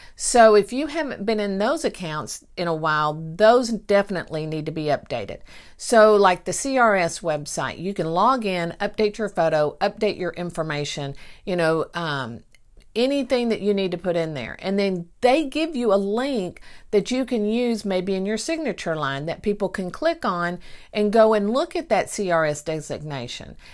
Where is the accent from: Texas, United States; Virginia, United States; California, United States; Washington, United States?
Texas, United States; Mineola; born or raised there